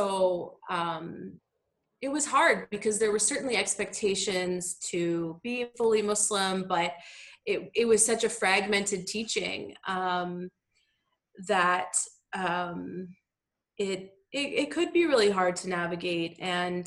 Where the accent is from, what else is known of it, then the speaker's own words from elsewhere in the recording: Ottawa, Ontario, Canada; also born or lived in United States; now in Toronto, Canada; I grew up in Ottawa, so there's a big Arab community there